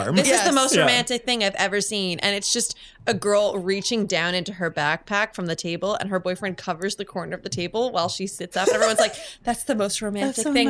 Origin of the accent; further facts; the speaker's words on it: Pennsylvania, United States; I remember as a girl growing up in Bucks County